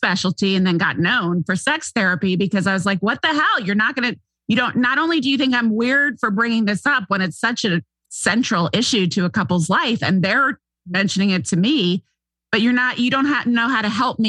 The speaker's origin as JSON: {"language": "English", "town": "St. Simons Island", "region": "Georgia", "country": "United States", "tie": "born or raised there", "also_born_or_lived": "Manhattan, New York / Chicago / Los Angeles", "moved": "yes", "lives_now": "California, United States", "said": "To a little island off the southeast coast of Georgia where Atlanteans go to vacation called St. Simon's Island, Sea Island. So that's where I grew up"}